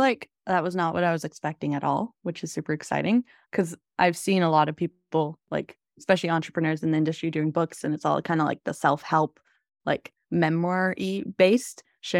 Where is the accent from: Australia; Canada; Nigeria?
Canada; Salmon Arm, British Columbia; I'm currently in Salmon Arm, so back in my hometown.